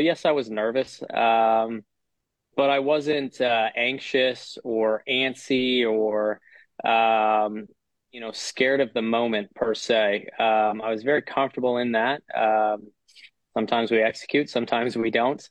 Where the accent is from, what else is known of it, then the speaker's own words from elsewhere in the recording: Canada; as Canadian players